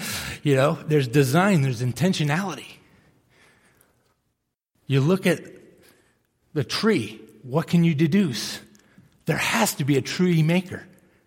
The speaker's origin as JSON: {"language": "English", "town": "Millis", "region": "Massachusetts", "country": "United States", "tie": "born or raised there", "said": "I grew up in Millis, Massachusetts, small town outside of Boston"}